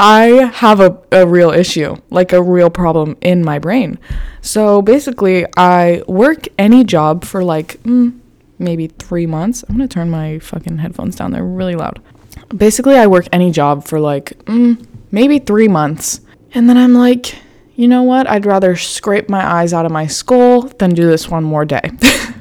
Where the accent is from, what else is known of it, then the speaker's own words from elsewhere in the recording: Florida, United States; I'm from Florida